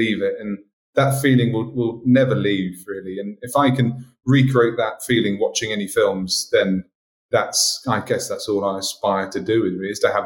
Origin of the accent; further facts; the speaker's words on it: England, United Kingdom; now in Martinique; being an English guy